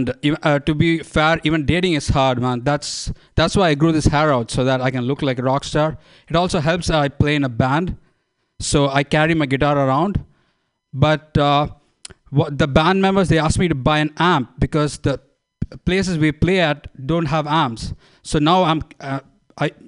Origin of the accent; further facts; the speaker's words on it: India; moved away as an adult; now in Bay Area, United States; I'm from India.